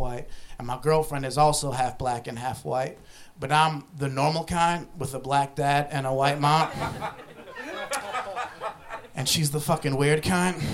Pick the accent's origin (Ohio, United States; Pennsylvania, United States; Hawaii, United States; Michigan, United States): Ohio, United States; I grew up in Ohio